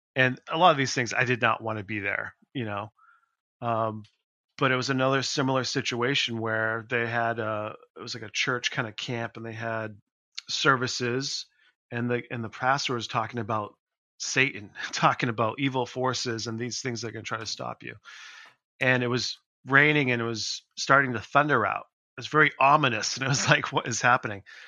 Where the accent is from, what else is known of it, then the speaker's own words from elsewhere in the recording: Leominster, Massachusetts, United States; in my hometown in Leominster